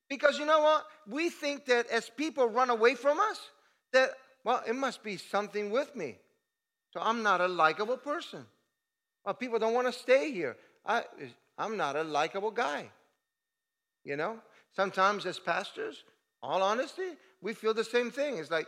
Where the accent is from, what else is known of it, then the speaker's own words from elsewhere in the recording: Italy; moved away as an adult; I moved from Italy in 1986, that was a long time ago